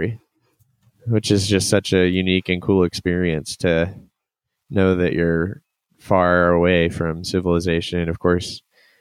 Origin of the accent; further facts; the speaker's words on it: Kansas City, Missouri, United States; moved away; I'm from Kansas City originally and grew up in Cub Scouts